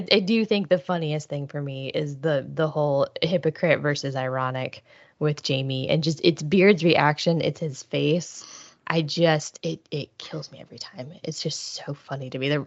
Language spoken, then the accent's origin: English; Cleveland, Ohio, United States; I grew up in Cleveland